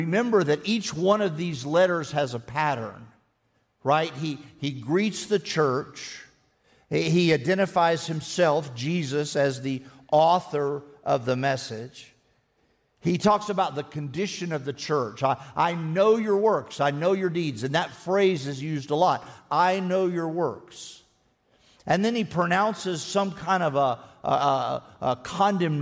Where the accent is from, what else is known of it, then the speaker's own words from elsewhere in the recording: Texas, United States; I am a Texan, and I don't talk about being a Texan very much